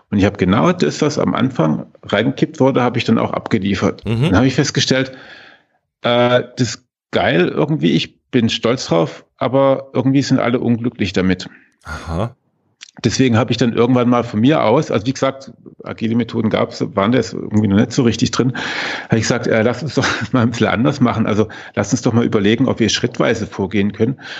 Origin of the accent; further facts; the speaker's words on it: Baden-Württemberg, Germany; Ähm, als Schwabe, ne?